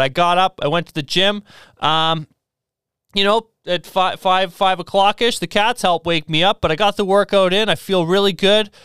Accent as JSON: {"language": "English", "area": "near Melville", "region": "Saskatchewan", "country": "Canada", "said": "my family grew up just outside of Melville in Cardiff"}